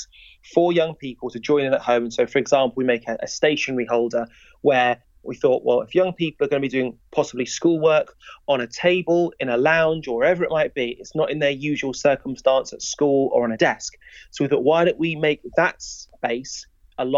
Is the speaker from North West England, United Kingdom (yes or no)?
no; Wolverhampton, West Midlands, United Kingdom; I'm from Wolverhampton